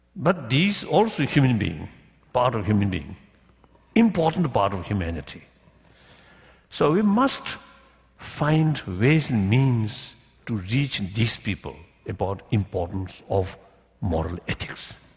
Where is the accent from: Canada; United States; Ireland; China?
China; Tibet; moved away as an adult; age 24, I lost my own country